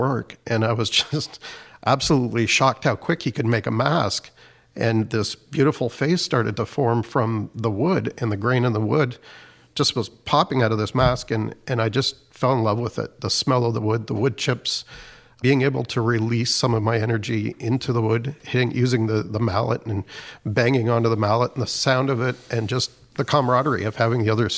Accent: Tobique First Nation, New Brunswick, Canada; I'm Wolastoqwe from Tobik First Nation

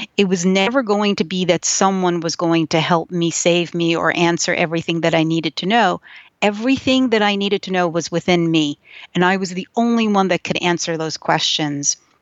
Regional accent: New York City, New York, United States; first language Yiddish; English is a second language; I grew up in New York. in a small place. So I, I, I think of it as small. I don't think it's very small, but it's in Brooklyn where, in, in Williamsburg, Brooklyn

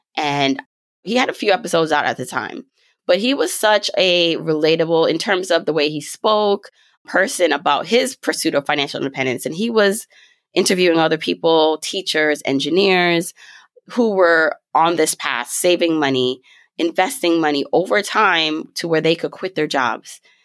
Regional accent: New York, United States; also born or lived in Jamaica; I was raised in New York. I was raised in Brooklyn

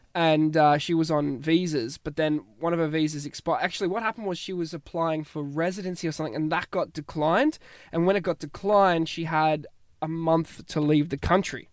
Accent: Australia; moved away as an adult; now in Ireland

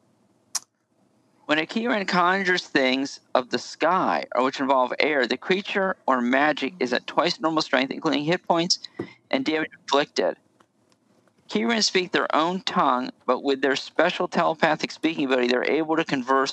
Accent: Southern United States, United States; We're Southern Americans

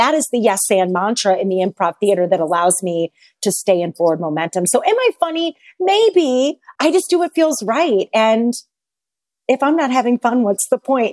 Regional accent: St. Louis, Missouri, United States; moved away as an adult; also born or lived in Chicago, Illinois; I am a Saint Louis girl, born and raised in the Midwest.

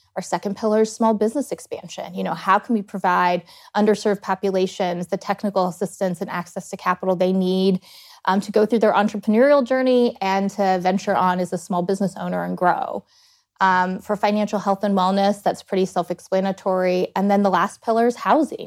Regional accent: Blacksburg, Virginia, United States; moved away as an adult; also born or lived in Dayton, Ohio; now in Columbus, United States; I grew up between two towns in Virginia, graduated high school in Blacksburg

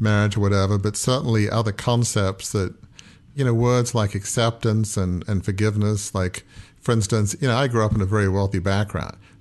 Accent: Australia; now in United States; I'm from Australia

